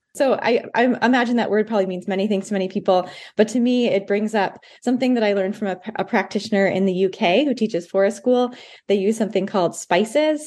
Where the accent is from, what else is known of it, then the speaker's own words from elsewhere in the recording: Blue Hill Peninsula, Maine, United States; I grew up on the Blue Hill Peninsula